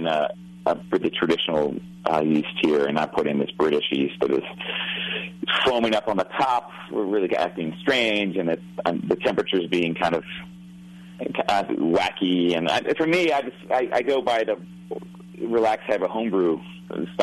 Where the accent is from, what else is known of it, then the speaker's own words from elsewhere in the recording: Baltimore, Maryland, United States; I grew up in here in Baltimore